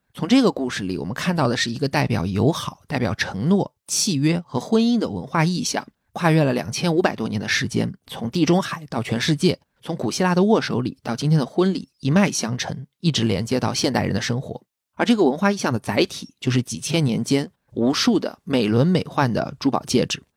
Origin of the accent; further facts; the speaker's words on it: China; 就像我们中国人一看到梅兰竹菊就知道代表君子